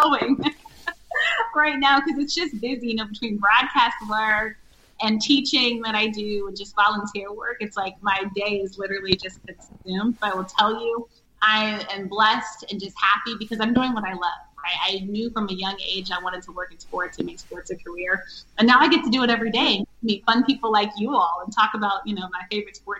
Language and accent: English; Washington, District of Columbia, United States; I am a freelance sports reporter based in the Washington, D.C. area, which also so happens to be my hometown.